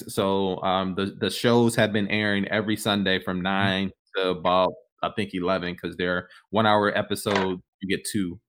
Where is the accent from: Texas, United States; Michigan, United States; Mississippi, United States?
Michigan, United States; Detroit; I'm from Detroit. For those who don't know, I'm from Detroit. born and raised here in the city.